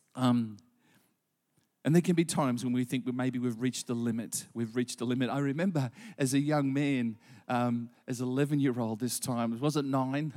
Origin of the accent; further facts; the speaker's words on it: Gympie, Queensland, Australia; also born or lived in Gladstone; as a boy of eleven, and I grew up in Gympie